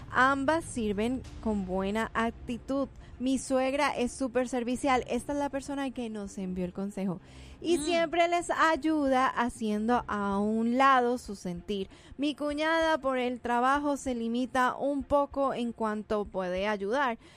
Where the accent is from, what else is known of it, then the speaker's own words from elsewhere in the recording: Mexico; Tal vez Lupita me entienda, pero nosotros como mexicanos somos cero barberos.